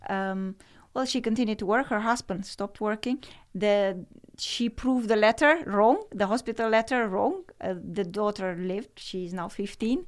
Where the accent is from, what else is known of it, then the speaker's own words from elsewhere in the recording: Romania; moved away as an adult; now in Netherlands; growing up in Romania and communism